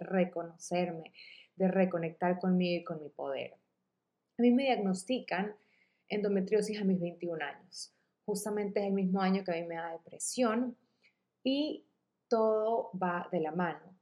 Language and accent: Spanish; Guayaquil, Guayas, Ecuador; Yo soy de Guayaquil, Ecuador